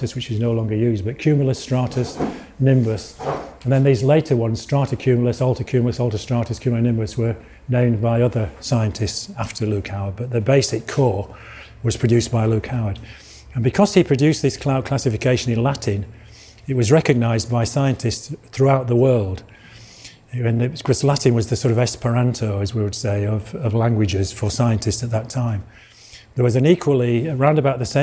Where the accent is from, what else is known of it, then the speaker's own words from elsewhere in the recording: Yorkshire and the Humber, United Kingdom; accent: Yorkshire; now in Malvern, United Kingdom; I come from Yorkshire originally, you can probably tell from my accent. But I live near Malvern now.